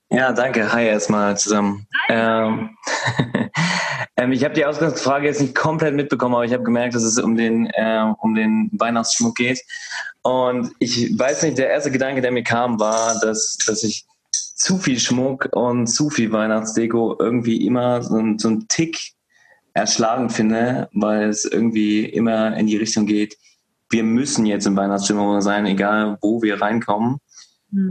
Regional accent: North Rhine-Westphalia, Germany; now in Hesse, Germany; meine Heimat ist ja NRW

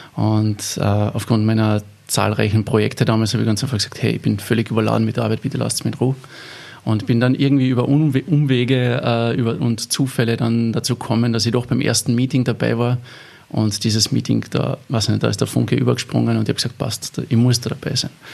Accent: Eberndorf, Carinthia, Austria; das war in der katholischen Jugendgruppe in, in, in Eberndorf, wo ich aufgewachsen bin

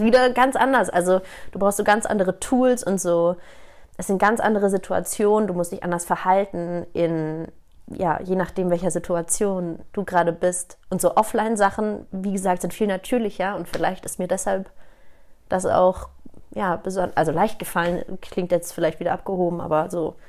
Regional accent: Hamburg, Germany; moved away as an adult; now in Munich, Germany; gebürtige Hamburgerin, seit zehn Jahren jetzt aber schon in München

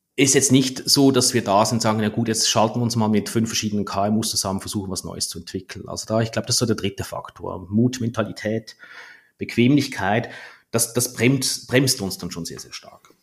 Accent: Switzerland; als Schweizer

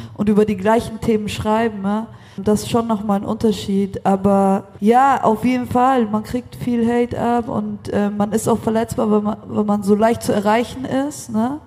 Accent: Munich, Bavaria, Germany; moved away as an adult; also born or lived in Berlin; now in Vienna, Austria; komme eigentlich aus München, wohne in Wien

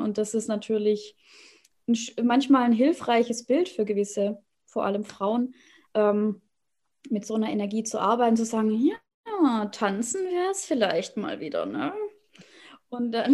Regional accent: Swabia, Baden-Württemberg, Germany; moved away as an adult; now in Hannover, Germany; ursprünglich aus dem Schwabenland, da bin ich groß geworden

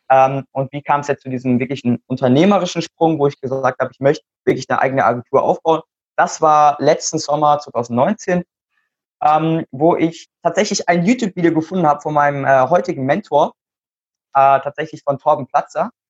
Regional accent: Mannheim, Baden-Württemberg, Germany; ich bin 14 Jahre alt momentan. Ähm, ich komme aus Mannheim

